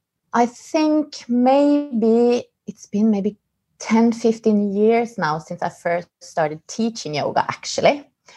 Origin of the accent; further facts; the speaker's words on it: Oslo, Norway; as you mentioned. I am from Oslo.